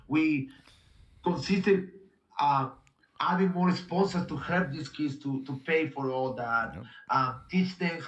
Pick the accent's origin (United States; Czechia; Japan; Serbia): Japan; English is a second language; Like, I tried, I come from Japan and I was doing jiu-jitsu.